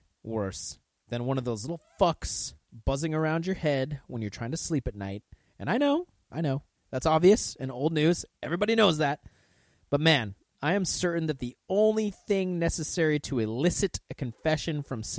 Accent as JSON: {"language": "English", "country": "United States", "said": "I'm just an American."}